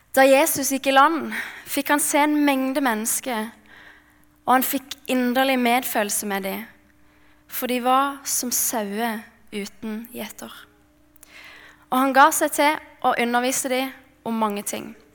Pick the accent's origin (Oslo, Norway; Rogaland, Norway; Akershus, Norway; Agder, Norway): Agder, Norway; Mandal; jeg kommer fra Mandal på Sørlandet